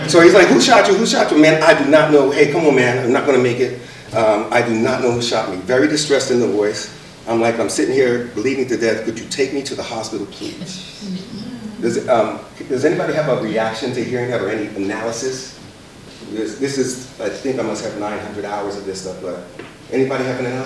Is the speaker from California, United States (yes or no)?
no; Philadelphia, Pennsylvania, United States; there were horrible, horrible things where I grew up in Philadelphia